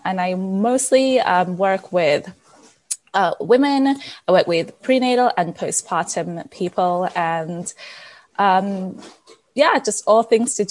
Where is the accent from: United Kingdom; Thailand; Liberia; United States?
United Kingdom; England; moved away as an adult; also born or lived in Nigeria; now in Canada; I was born in Nigeria. I moved to England when I was 5. Because my dad's a doctor and a gynecologist, and he got hired at a hospital in England. I grew up in England, and then I've been in Canada for the last 13 years